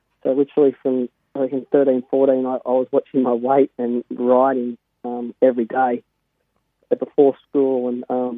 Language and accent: English; Berry, New South Wales, Australia; I grew up in Berry.